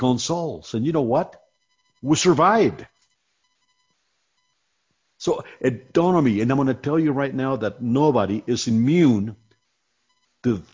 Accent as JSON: {"language": "English", "region": "Iowa", "country": "United States", "tie": "born or raised there", "moved": "yes", "said": "I was raised in Iowa"}